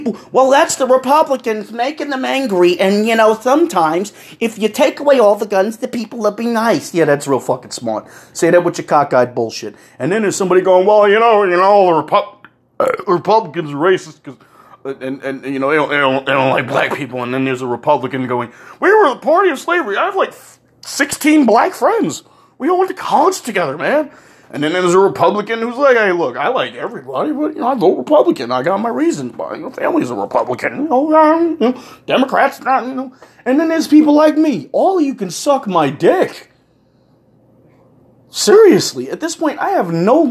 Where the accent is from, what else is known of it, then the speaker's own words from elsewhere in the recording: United States; me being who I am as an American